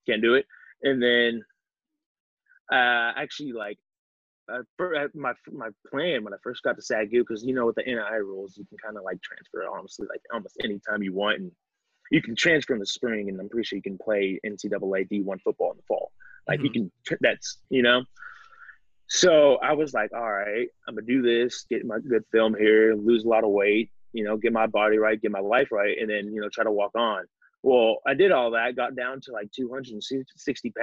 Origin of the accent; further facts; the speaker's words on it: Lubbock, Texas, United States; also born or lived in Dallas; I was born in Lubbock, so also Texas